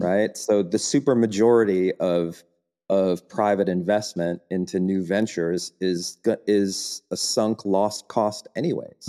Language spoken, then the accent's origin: English; United States; moved away as an adult; now in Germany; as an American